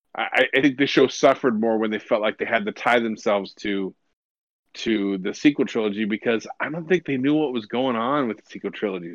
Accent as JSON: {"language": "English", "town": "Lakewood", "region": "California", "country": "United States", "tie": "born or raised there", "said": "I grew up in Lakewood, California, and eh, which is right next to Long Beach."}